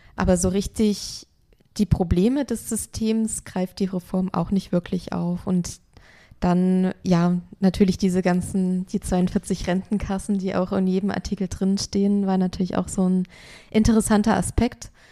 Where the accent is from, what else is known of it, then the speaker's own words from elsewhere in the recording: Germany; bei uns in Deutschland